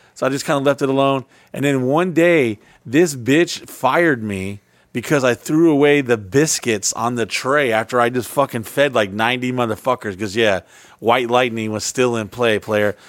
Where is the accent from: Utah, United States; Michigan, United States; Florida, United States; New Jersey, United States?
Florida, United States; Orlando; also born or lived in Texas; one of the first places I moved and lived to, uh, lived at, uh, when I came to, uh, Florida from Texas as a kid